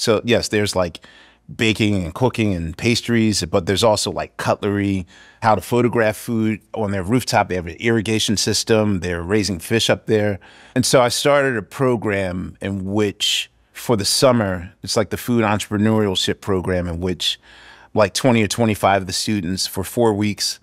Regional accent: Philadelphia, Pennsylvania, United States; I'm from West Philadelphia

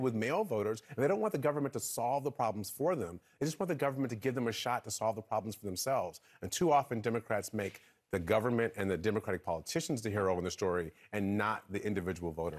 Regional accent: Michigan, United States; I'm from Michigan.

